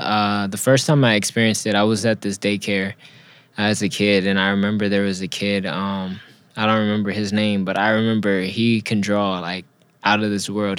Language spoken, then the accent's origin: English; Los Angeles, California, United States; also born or lived in Inland Empire, California; I grew up in Los Angeles and in between Los Angeles and Inland Empire